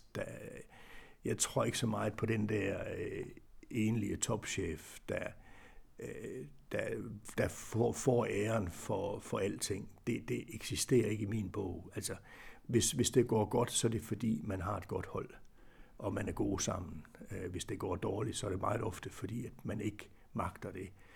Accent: Aarhus, Central Denmark Region, Denmark; Jeg er jo øh, jeg er Aarhus-dreng, eller Brabrand-dreng, om man vil

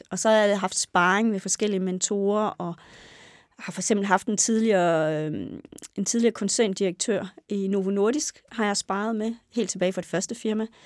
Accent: Næs, West Jutland, Denmark; ja, jeg er født og opvokset i Næs øh, i Vestjylland.

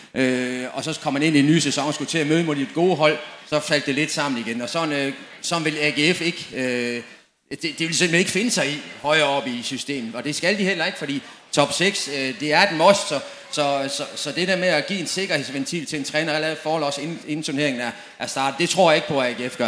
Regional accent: Dortmund, North Rhine-Westphalia, Germany; moved away; Jeg kommer selv fra Dortmund

